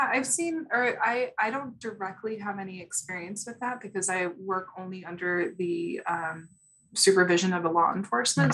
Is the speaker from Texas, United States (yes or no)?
no; Chicago, Illinois, United States; moved away; also born or lived in Houston; I'm from Chicago, born and raised.